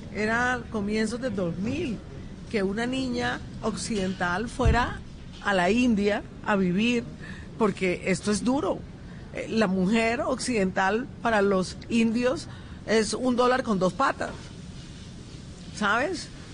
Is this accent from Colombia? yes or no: yes; Colombian Caribbean coast, Caribbean Region, Colombia; yo soy más beisbolera como buena costeña.